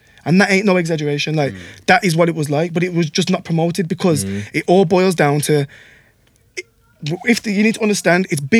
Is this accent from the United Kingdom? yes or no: yes; Wolverhampton, West Midlands, United Kingdom; I'm from Park Village, I grew up on Park Village.